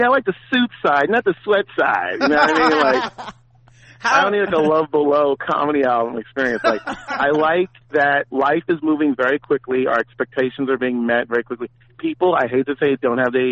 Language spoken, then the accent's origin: English; San Francisco, California, United States; I'm from Frisco